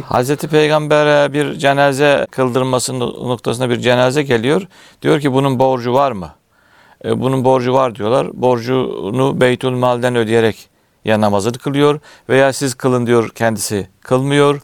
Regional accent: Bolvadin, Afyonkarahisar, Turkey; bin dokuz yüz altmış beş Afyon Bolvadin, e, doğumluyum.

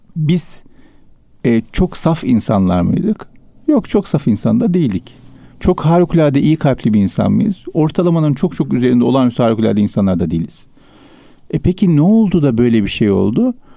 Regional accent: Istanbul, Turkey; Üsküdar merkezde doğdum büyüdüm ben.

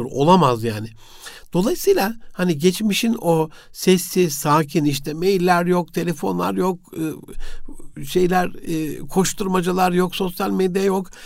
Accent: Gaziantep, Turkey; E, Osmaniye'yi Antep'te doğdum büyüdüm ama e, hayatımın bir 9 yılı orada geçti.

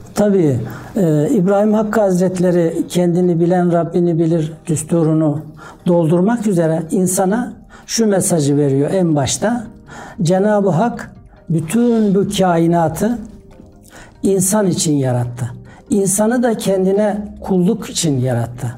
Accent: Domaniç, Kütahya, Turkey; 1961 Kütahya Domaniş doğumluyum.

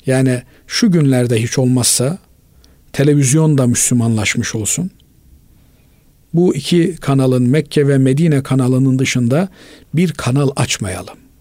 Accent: Black Sea Region, Turkey; bizim e, Karadeniz'de öyledir

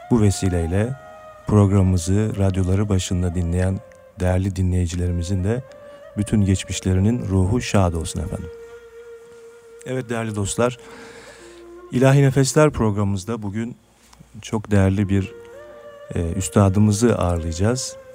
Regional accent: Sakarya, Turkey

